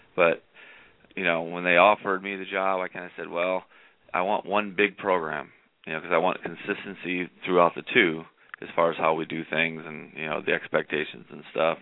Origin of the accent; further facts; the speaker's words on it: Indiana, United States; now in Arizona, United States; I grew up in Indiana